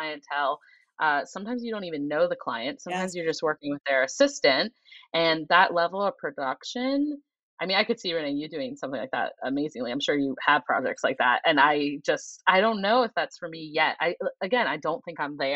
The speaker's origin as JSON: {"language": "English", "region": "Ohio", "country": "United States", "tie": "born or raised there", "moved": "yes", "lives_now": "Boston, United States", "said": "I am from Ohio. I grew up in a very modest family."}